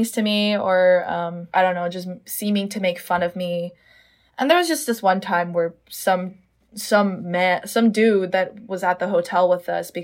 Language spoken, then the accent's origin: English; Los Angeles, California, United States; moved away as an adult; now in Houston, United States; my hometown LA, where I've lived for 18 years